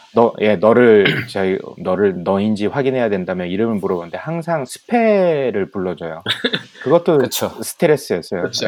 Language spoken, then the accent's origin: Korean; Ulsan, South Korea; also born or lived in Geoje / Busan; 계속 이제 울산에서 자라왔고 음. 뭐 거제도에서 좀 살았고